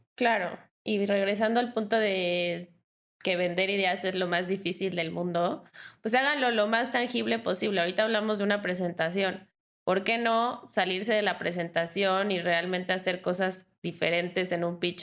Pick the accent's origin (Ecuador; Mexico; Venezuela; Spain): Mexico; soy mujer, soy mexicana